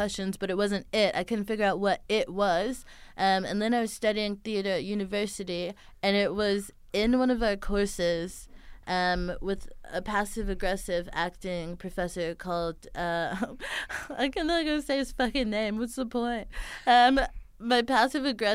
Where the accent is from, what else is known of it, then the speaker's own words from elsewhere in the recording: Houston, Texas, United States; she's from Houston. Like, that's my hometown.